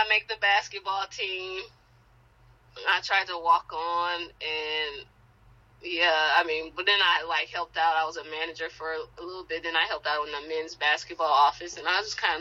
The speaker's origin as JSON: {"language": "English", "region": "Wisconsin", "country": "United States", "tie": "born or raised there", "also_born_or_lived": "Miami, Florida / Norman, Oklahoma", "moved": "as an adult", "lives_now": "Knoxville, United States"}